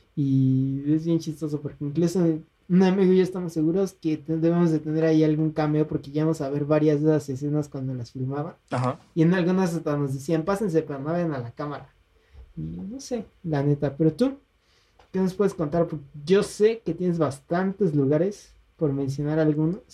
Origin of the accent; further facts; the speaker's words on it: State of Mexico, Mexico; los dos somos mexiquenses